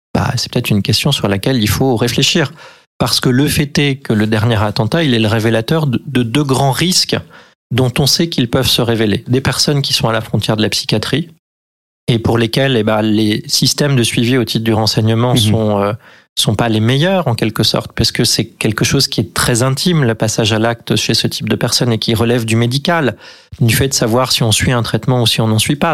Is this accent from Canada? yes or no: no; Limousin, near Oradour-sur-Glane, Nouvelle-Aquitaine, France; moved away; je suis originaire du Limousin, je suis né à côté de Radour-sur-Glane